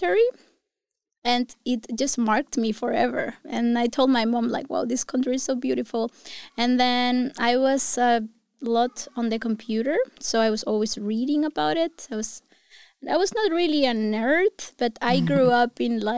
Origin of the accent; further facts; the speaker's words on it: Santiago, Santiago Metropolitan Region, Chile; English is a second language; moved away as an adult; also born or lived in Portugal / Brazil / United States; now in Iceland; I am from Chile, from Santiago